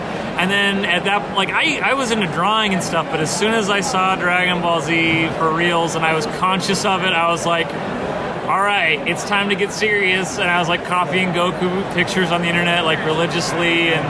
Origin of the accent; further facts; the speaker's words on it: Utah, United States; now in Southern California, United States; Originally, I'm from Utah, and I'm living in Southern California right now.